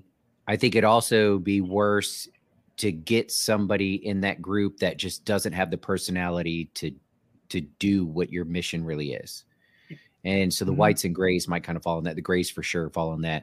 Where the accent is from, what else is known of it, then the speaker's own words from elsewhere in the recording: United States; I'm from America